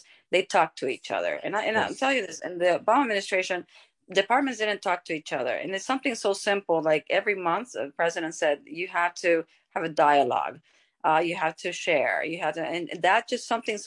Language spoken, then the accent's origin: English; United States; as American